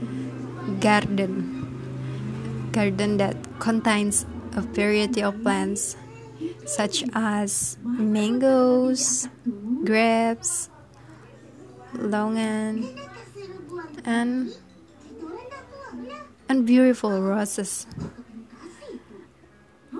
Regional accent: Amuntai, South Kalimantan, Indonesia; back to my hometown

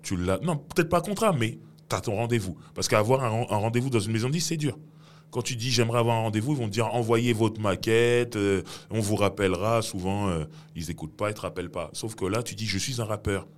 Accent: Sarcelles, Île-de-France, France; je suis de Sarcelles

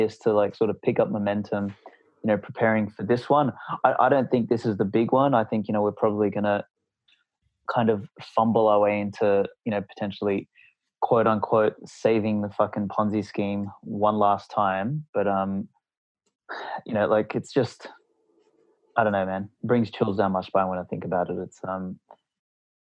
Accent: Australia; I'm from Australia

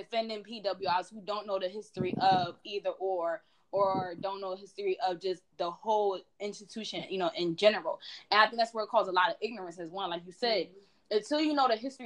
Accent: Philadelphia, Pennsylvania, United States; We're from Philadelphia

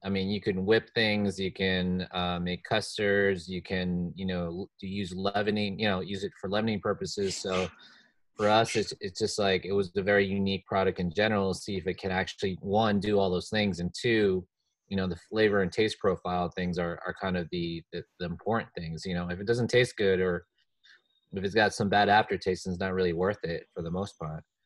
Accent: New Jersey, United States; my home state, New Jersey.

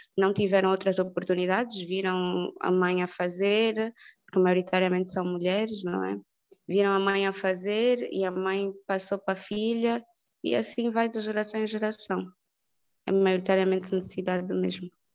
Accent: Angola; somos angolanos, somos africanos

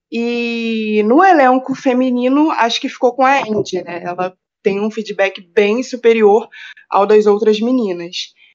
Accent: Rio de Janeiro, Brazil; eu sou do Rio de Janeiro

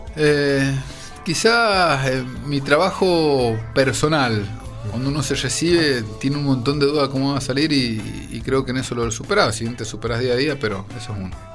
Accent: San Juan, Argentina; also born or lived in Córdoba / United States; yo soy muy sanjuanino

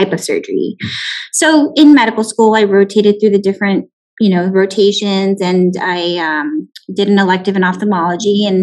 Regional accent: McAllen, Texas, United States; also born or lived in Houston, Texas / Tucson, Arizona / Irvine, California; I'm actually from the Valley, born and raised in McAllen

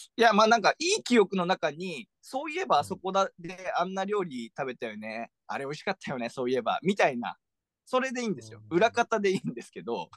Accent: Mie, Japan; moved away; 三重県出身の、えー、私が三重県出身

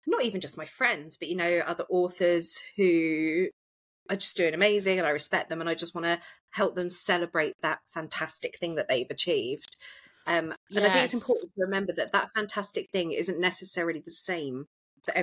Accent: United Kingdom; I'm British

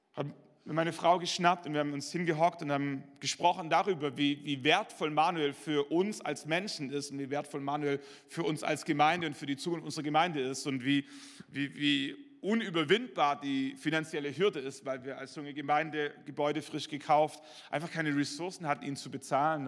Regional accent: Schwäbisch Hall, Baden-Württemberg, Germany; in meiner Heimatgemeinde in Schwäbisch Hall

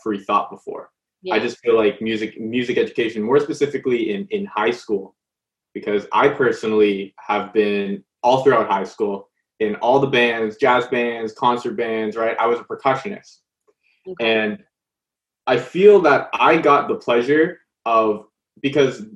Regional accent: Canada; growing up in Canada

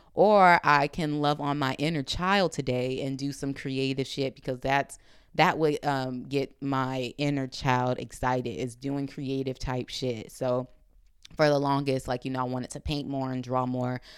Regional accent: Compton, California, United States; I'm coming from Compton

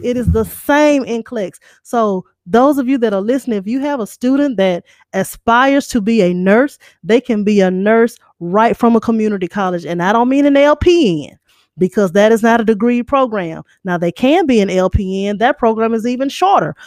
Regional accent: Shreveport, Louisiana, United States; I grew up in Lakeside. I went to Linwood. Carlos and I grew up blocks away from each other

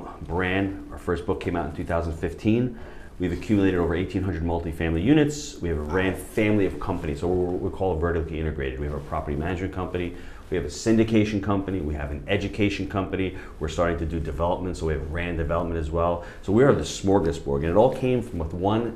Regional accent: New York, United States; moved away as an adult; now in St. Augustine, United States; being a New Yorker

